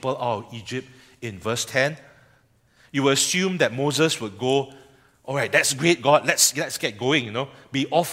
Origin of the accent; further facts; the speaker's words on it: Singapore; as a Singaporean